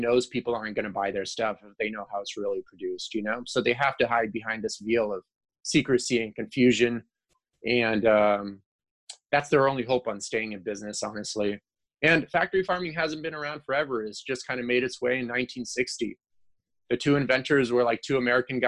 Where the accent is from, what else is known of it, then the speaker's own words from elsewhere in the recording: Ukraine; moved away; I'm from Ukraine